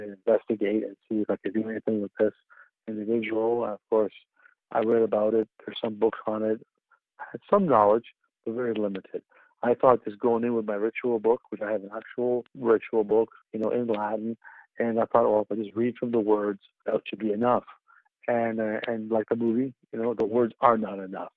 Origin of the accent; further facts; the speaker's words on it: Canada; being the only Canadian member on the team, with Kia, both of us being Canadian